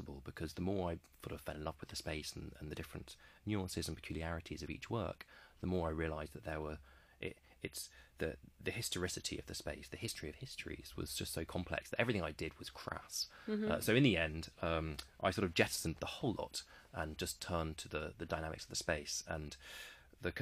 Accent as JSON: {"language": "English", "country": "United Kingdom", "said": "I am a British man"}